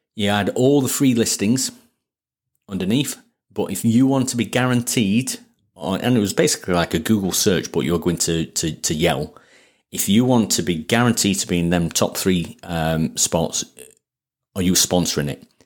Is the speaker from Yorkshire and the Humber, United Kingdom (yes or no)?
yes; Sheffield, Yorkshire and the Humber, United Kingdom; accent: Sheffield; it's my Sheffield accent